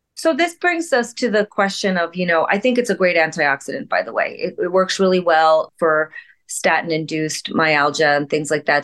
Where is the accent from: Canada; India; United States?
India; As an Indian physician